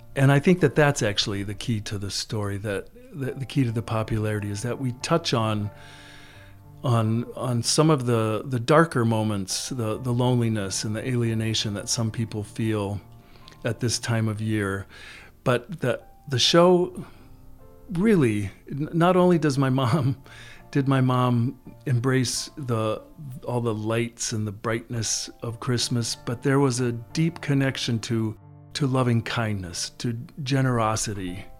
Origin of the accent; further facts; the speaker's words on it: Mankato, Minnesota, United States; I was raised in Mankato, Minnesota